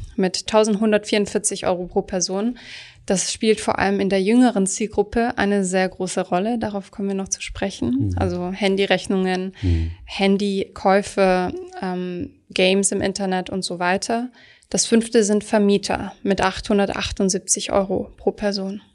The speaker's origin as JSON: {"language": "German", "region": "Swabia", "country": "Germany", "said": "Ich komme zum Beispiel aus Süddeutschland."}